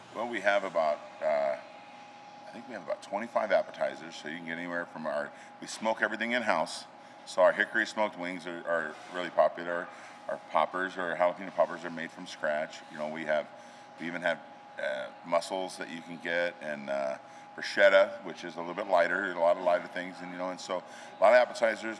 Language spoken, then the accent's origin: English; Gillette, Wyoming, United States; now in Spearfish, United States; I grew up in Wyoming. I'm a Wyoming boy